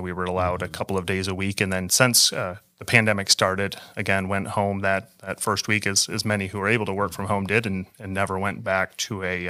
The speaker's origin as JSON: {"language": "English", "region": "Michigan", "country": "United States", "tie": "born or raised there", "said": "So I grew up in West Michigan and grew up in a Christian home, was raised in the church"}